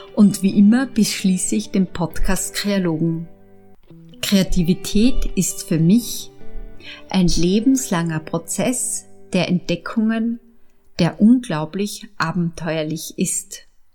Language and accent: German; Upper Austria, Austria; also born or lived in Vienna; Ich bin in Wien geboren, in Oberösterreich aufgewachsen